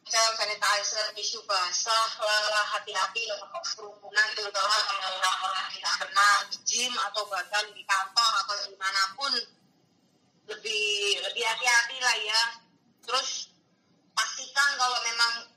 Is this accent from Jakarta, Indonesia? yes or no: no; Yogyakarta, Special Region of Yogyakarta, Indonesia; aku orang Jogja